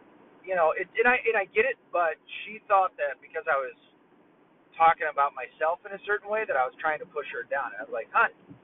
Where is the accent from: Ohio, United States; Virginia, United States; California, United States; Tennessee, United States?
Tennessee, United States; moved away; we're from Tennessee